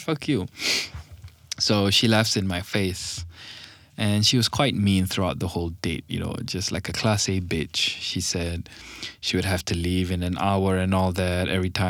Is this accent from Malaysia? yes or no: yes; Malaysia; English is a second language; But actually, I'm from Malaysian, okay? We sound like this over here.